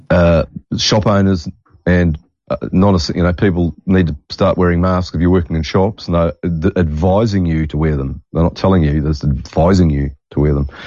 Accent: Australia; I'm the Australian Gerald McBoing boy.

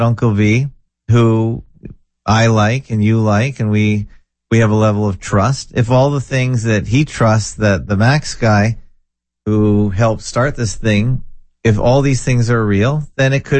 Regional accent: Canada; I'm Canadian.

